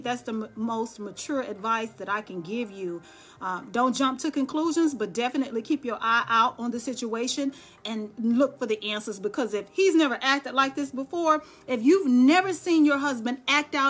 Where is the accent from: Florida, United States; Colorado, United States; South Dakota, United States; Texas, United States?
Texas, United States; Dallas; now in Charlotte, United States; I'm born and bred Texan. I'm from Dallas, Texas. I just live here in Charlotte.